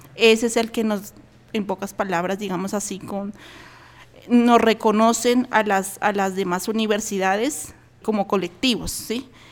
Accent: Alto Putumayo, Colombia; now in Bogotá, Colombia; yo pertenezco a la comunidad indígena Camtra del Alto Putumayo

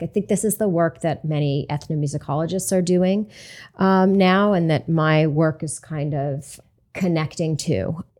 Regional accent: Hudson, United States; my hometown of Hudson

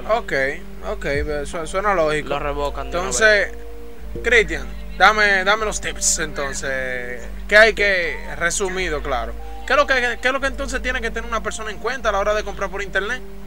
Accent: San Juan de la Maguana, San Juan, Dominican Republic; somos gente de San Juan. Entonces tú estás hablando con un sanjuanero.

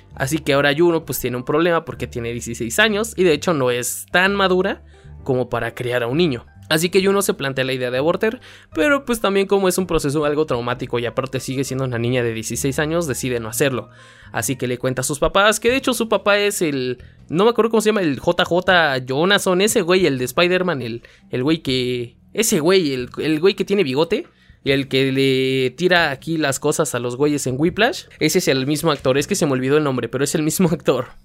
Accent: Puebla, Mexico; estaban grabando aquí en mi ciudad, en el estadio Cuauhtémoc, porque sí soy de Puebla

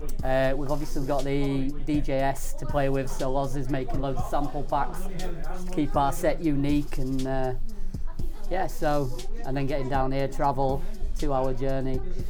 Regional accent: Yorkshire and the Humber, United Kingdom; Okay. I'm from Yorkshire.

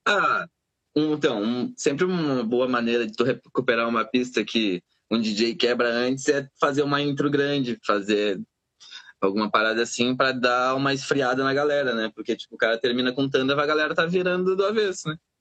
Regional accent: Pelotas, Rio Grande do Sul, Brazil; moved away; Templo das Águas era um local na colônia onde eu fui criado

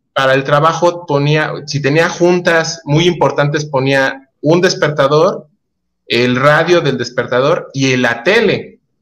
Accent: Mexico; como mexicanos tenemos

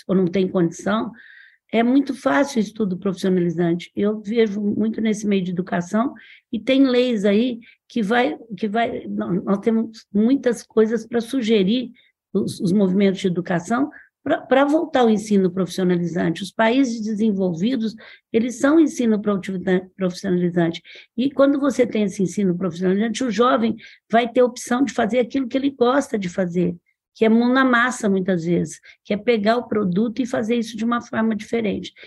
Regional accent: Franca, São Paulo, Brazil; na minha cidade, eu sou de Franca

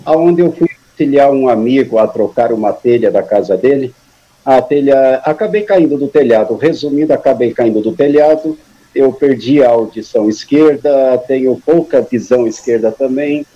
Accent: São Paulo, Brazil; moved away as an adult; also born or lived in Paraná; now in Suzano, Brazil; vim para São Paulo muito criança, me criei em São Paulo, me considero paulistano

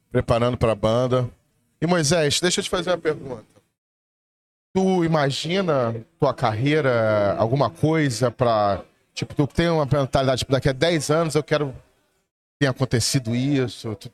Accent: Minas Gerais, Brazil; Sim, porque eu de fato sou mineiro

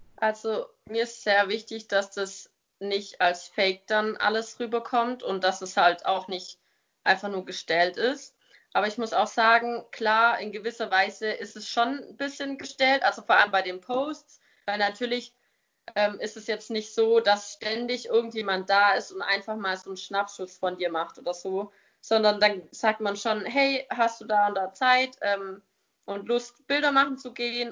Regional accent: near Stuttgart, Baden-Württemberg, Germany; ich komme aus der Nähe von Stuttgart

